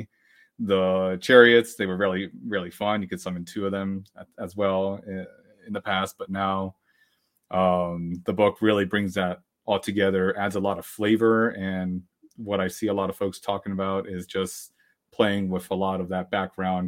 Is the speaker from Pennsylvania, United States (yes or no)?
yes; Pennsylvania, United States; I'm hailing from Pennsylvania on the East Coast of the US